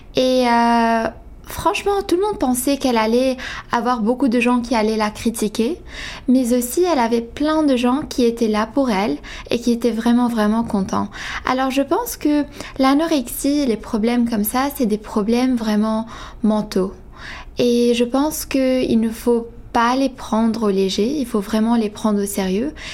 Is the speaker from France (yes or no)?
no; Quebec, Canada; je suis canadienne je suis québécoise d'origine ivanaise